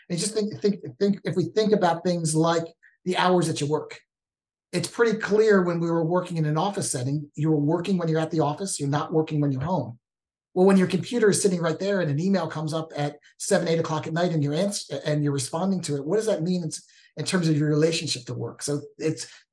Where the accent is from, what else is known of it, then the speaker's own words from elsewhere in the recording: East Coast, United States; moved away as an adult; also born or lived in Washington State; now in Washington, United States; born and raised on the East Coast, came out and visited him in Washington State and just fell in love with the state